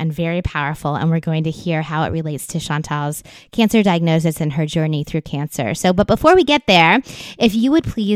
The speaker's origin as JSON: {"language": "English", "town": "Virginia Beach", "region": "Virginia", "country": "United States", "tie": "born or raised there", "said": "my hometown of Virginia Beach, Virginia"}